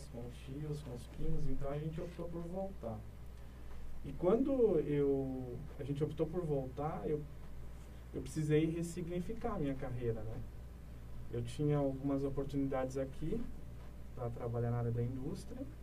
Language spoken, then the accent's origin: Portuguese; São José dos Pinhais, Paraná, Brazil; born there; Eu sou nasci em São José dos Pinhais, no Paraná. É um dos polos, né, na, no, no ano de 2000, foi um dos polos da, da chegada das multinacionais.